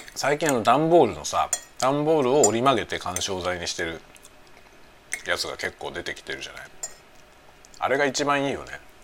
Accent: Tokyo, Japan; moved away; 僕の実家はね、東京

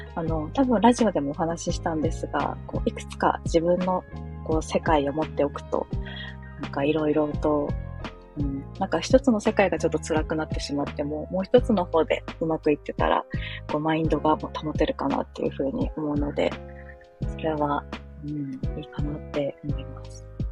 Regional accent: Chiba, Japan; moved away as an adult; now in Fukuoka, Japan; 私もともと千葉県出身で、もうずっと千葉県で生まれ育ち

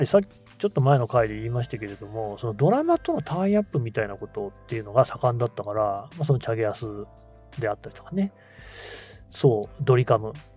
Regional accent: Nagoya, Aichi, Japan; 名古屋から来た私

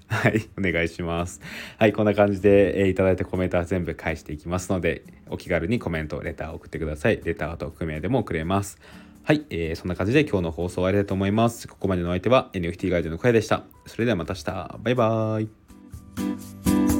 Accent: Aichi, Japan; now in Tokyo, Japan; 僕は上京して東京に来ているので、あの地元は愛知なんですよね。

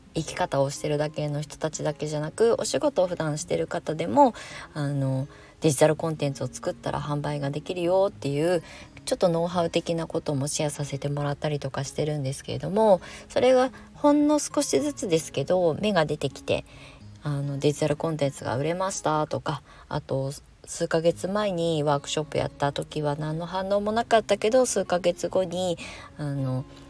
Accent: Kasama, Ibaraki, Japan; moved away as an adult; also born or lived in Tokyo / Shonan; 地元、あの、生まれ故郷の茨城県笠間市に帰ってきて

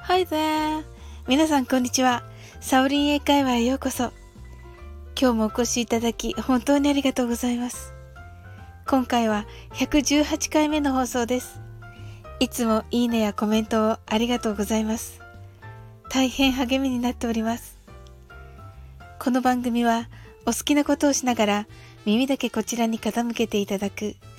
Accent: Japan; 私たち日本人

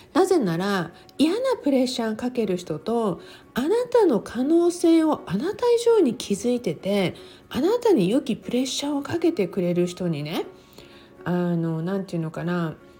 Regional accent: Okinawa, Japan; 私は沖縄に生まれて、沖縄で育って

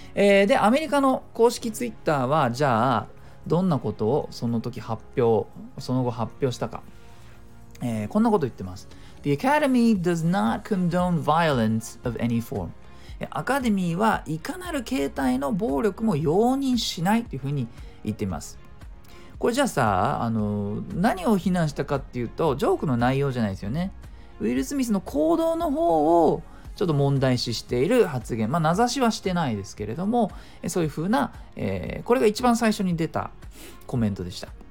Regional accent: Japan; 僕ら日本人

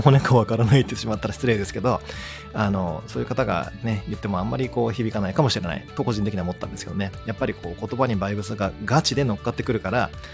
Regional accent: Shikoku, Kagawa, Japan; いわゆる地中海性気候と言われてる香川県出身、四国出身だから

